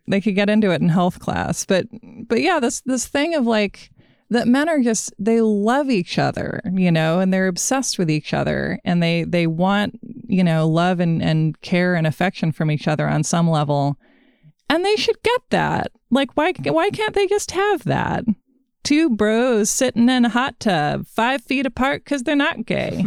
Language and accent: English; Portland, Oregon, United States; Portland, Oregon, my hometown